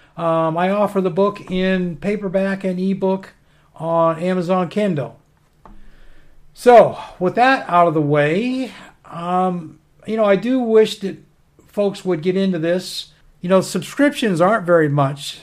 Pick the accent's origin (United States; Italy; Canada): United States; also born or lived in northern Maine; I grew up on the Canadian border as a kid. I lived on the Canadian border up there in northern Maine 10 years after I got out of the Army.